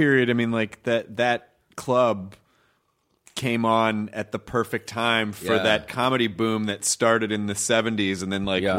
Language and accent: English; Memphis, Tennessee, United States; also born or lived in Kentucky; I was born in Kentucky. I grew up in Memphis, Tennessee.